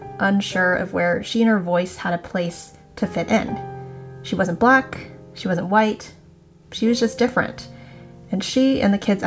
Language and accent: English; South Florida, United States; I grew up in South Florida.